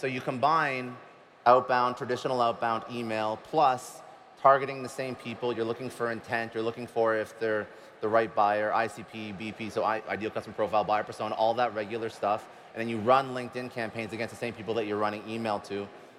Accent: Boston, Massachusetts, United States

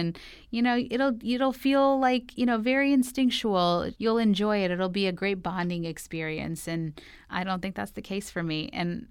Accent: New York, United States; I'm from New York

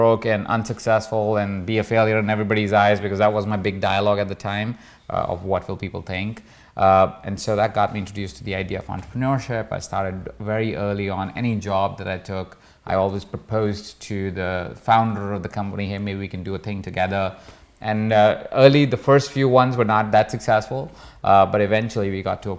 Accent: Jaipur, Rajasthan, India; moved away; I grew up in a small town called Jaipur

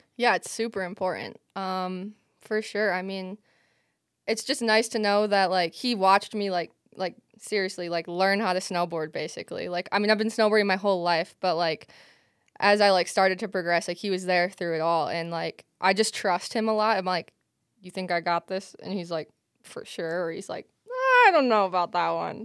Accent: Michigan, United States; growing up in Michigan, it was, like, so accessible

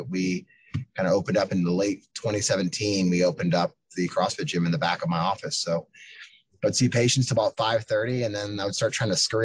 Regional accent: Pennsylvania, United States; moved away as an adult; also born or lived in Chicago; now in Chattanooga, United States; from Pennsylvania, but live in Tennessee now, in Chattanooga, Tennessee

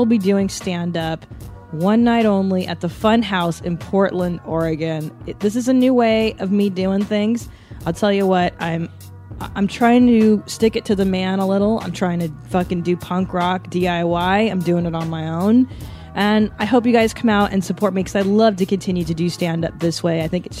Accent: Windsor, Ontario, Canada; now in United States; I was born in Windsor, which is not Vancouver.

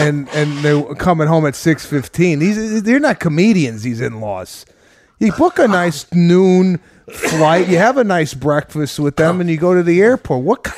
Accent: Arlington Heights, Illinois, United States; growing up in Arlington Heights

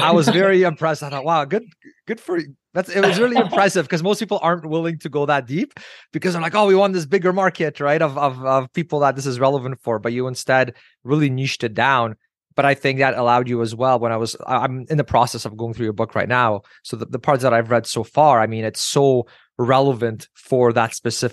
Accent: Canada; as a Canadian

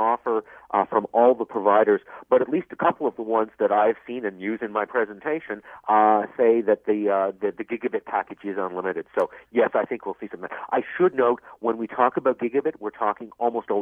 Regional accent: Vancouver, British Columbia, Canada; moved away; I grew up out in Vancouver

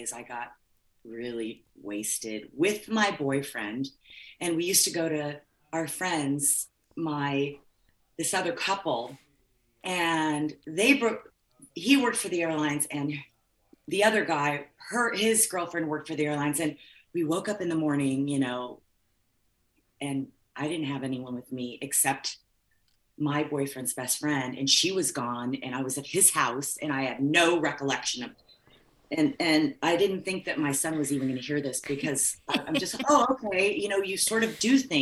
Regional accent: Midwest, United States; also born or lived in California; I was raised in the Midwest

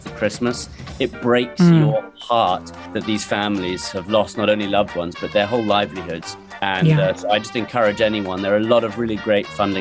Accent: London, United Kingdom; moved away as an adult; now in Washington, D.C., United States; I was born and raised in London.

